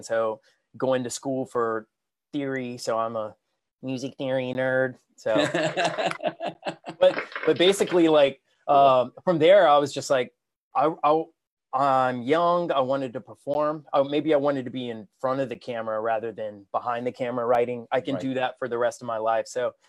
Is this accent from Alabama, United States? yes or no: no; South Carolina, United States; also born or lived in Los Angeles; I grew up here in South Carolina